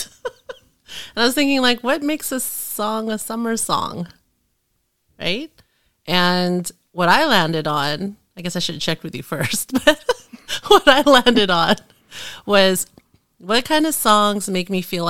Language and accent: English; Vallejo, California, United States; when I was a kid, growing up in the Bay Area